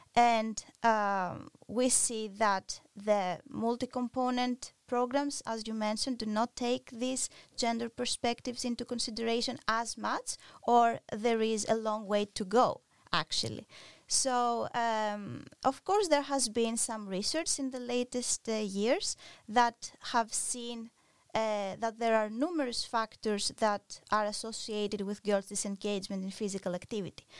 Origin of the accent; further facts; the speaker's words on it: Greece; moved away; I'm originally from Greece